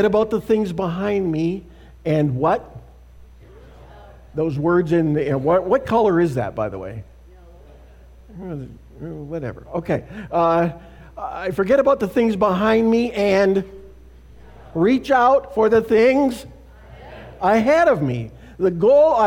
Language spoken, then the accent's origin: English; Canada; moved away as an adult; also born or lived in Saskatoon, Saskatchewan; now in United States; Canada, my home and native land. Have I mentioned I'm a Canadian?